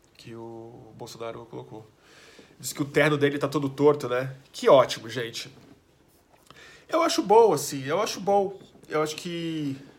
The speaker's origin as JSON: {"language": "Portuguese", "country": "Brazil", "said": "a gente é brasileiro"}